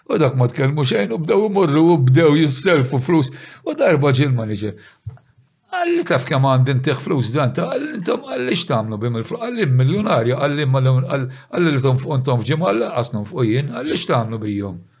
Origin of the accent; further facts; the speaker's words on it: St. Paul's Bay, Malta; aħna minn San Pawl il-Bahar.